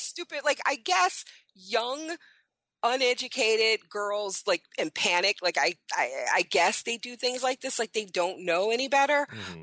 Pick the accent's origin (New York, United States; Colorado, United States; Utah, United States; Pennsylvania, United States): New York, United States; New York City; I was born in Brooklyn.